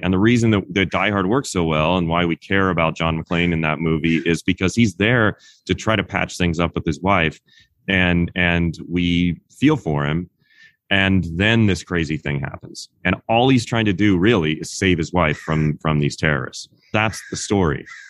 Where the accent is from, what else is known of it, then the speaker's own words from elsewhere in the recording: Kansas, United States; moved away as an adult; also born or lived in Los Angeles, California; now in Sherman Oaks, United States; I grew up in Kansas, in a small town in Kansas, and then I moved to Los Angeles after I graduated from college.